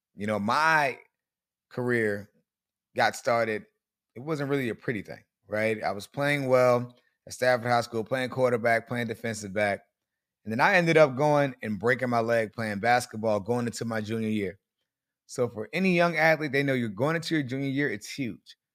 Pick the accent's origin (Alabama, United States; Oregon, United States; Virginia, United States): Virginia, United States; Colonial Beach; moved away as an adult; also born or lived in Fredericksburg, Virginia / College Park, Maryland; I grew up in Colonial Beach, Virginia, lived up in Fredericksburg